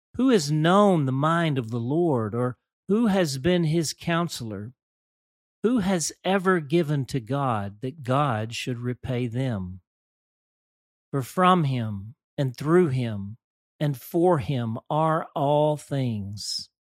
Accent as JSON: {"language": "English", "town": "Dumas", "region": "Arkansas", "country": "United States", "tie": "born or raised there", "said": "Growing up in the First United Methodist Church of Dumas, Arkansas"}